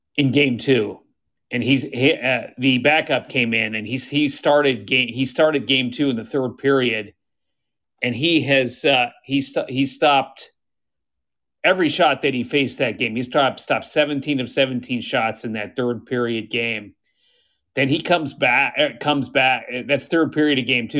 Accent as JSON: {"language": "English", "town": "Fargo", "region": "North Dakota", "country": "United States", "said": "I'm from Fargo, North Dakota"}